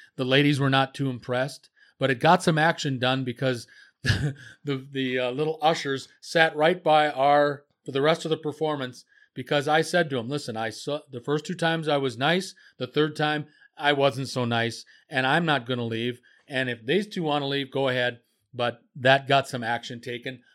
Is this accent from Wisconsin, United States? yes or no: yes; Marshfield, Wisconsin, United States; the town that I was in, that I grew up in, Marshfield, Wisconsin